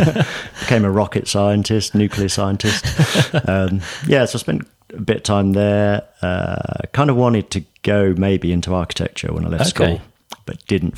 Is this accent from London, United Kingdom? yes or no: no; Newbury, South East England, United Kingdom; moved to a company in my hometown in Newbury.